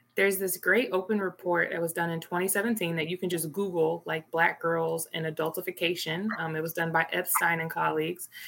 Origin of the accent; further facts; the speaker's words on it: Little Rock, Arkansas, United States; moved away; I'm originally from Little Rock, Arkansas